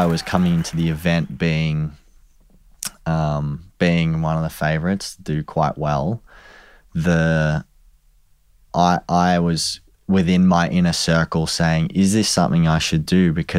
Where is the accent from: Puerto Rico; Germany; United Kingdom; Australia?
Australia; And I also was like, even more so now, I want to just beat everyone because we're from Australia.